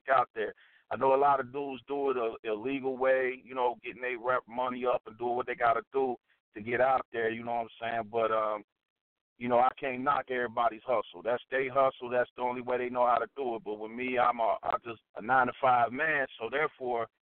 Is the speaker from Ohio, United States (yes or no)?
yes; Cincinnati, Ohio, United States; I'm from Cincinnati. I'm not from Cleveland